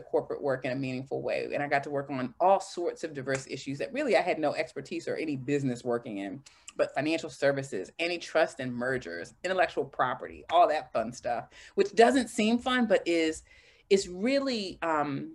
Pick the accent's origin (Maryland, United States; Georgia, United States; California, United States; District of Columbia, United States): District of Columbia, United States; Washington; my hometown of Washington, D.C.